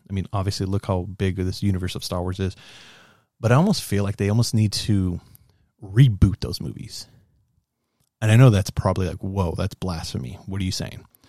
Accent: United States; I'm, I'm an American. I'm a Mexican-American, first gen Mexican-American

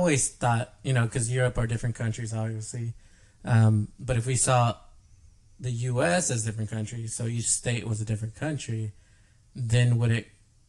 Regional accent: the South, United States; we're from the South

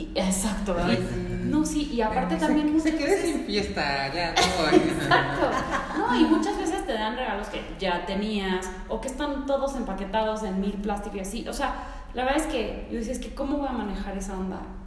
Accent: Mexico City, Mexico; born or raised there; also born or lived in Mérida, Mexico / United States

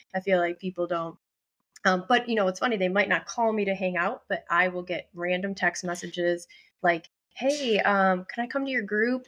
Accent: Buffalo, New York, United States; moved away as an adult; now in Boston, United States; I live in Boston for twenty years, but I'm not originally, I'm from Buffalo, New York

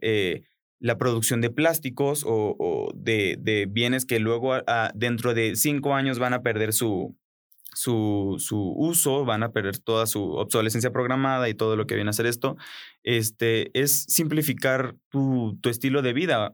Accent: Colombia; moved away; en Colombia, de donde yo vengo

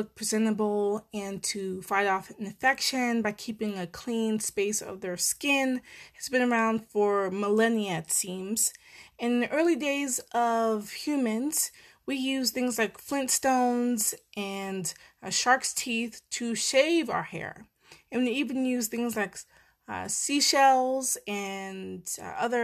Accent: Maryland, United States; I'm from Maryland, live in Maryland

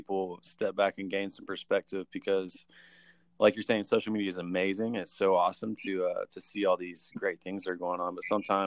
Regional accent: Georgia, United States; I'm actually from Georgia

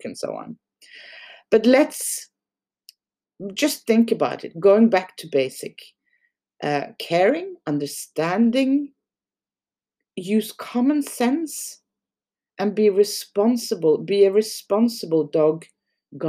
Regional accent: Norway; English is a second language; in Norway, we don't have a good word for, we actually call it dog owner in Norwegian

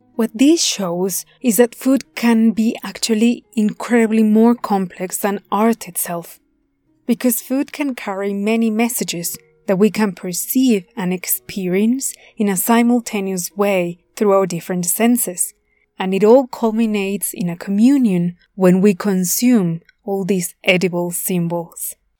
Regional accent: Puebla, Mexico; here in my hometown of Puebla, Mexico

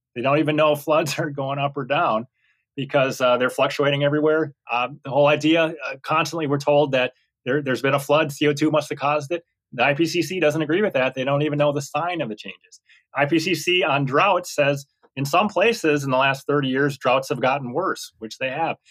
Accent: Minnesota, United States; old home hometown in Minnesota

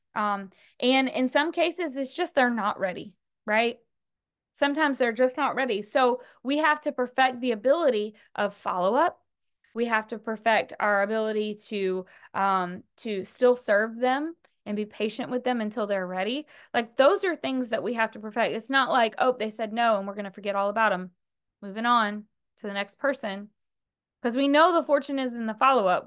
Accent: the South, United States; I'm from the South

